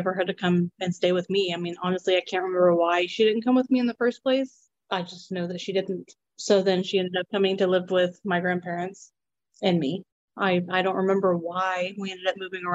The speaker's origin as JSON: {"language": "English", "town": "Burleson", "region": "Texas", "country": "United States", "tie": "born or raised there", "also_born_or_lived": "Godley, Texas", "said": "we grew up in Burleson. That's where we always went to school from the time we started school"}